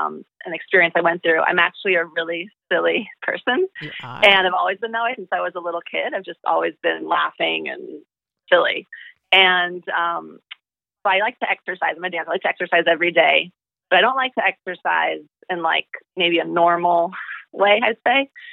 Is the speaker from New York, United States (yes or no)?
yes; New York City, New York, United States; moved away as an adult; also born or lived in Singapore / Thailand / India / Hawaii; I'm from the heart of New York City. I grew up in city life.